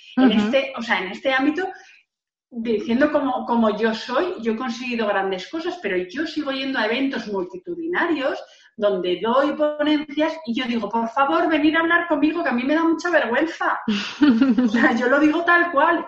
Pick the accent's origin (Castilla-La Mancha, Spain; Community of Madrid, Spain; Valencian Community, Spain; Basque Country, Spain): Valencian Community, Spain; Yo tengo que decir que yo soy de Valencia, de un pueblo donde eh, eh, pasaba la ruta del bacalao